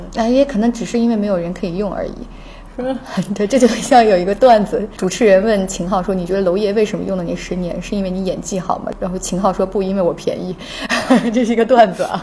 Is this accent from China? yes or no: yes; Jiangxi, China; moved away; 我是江西人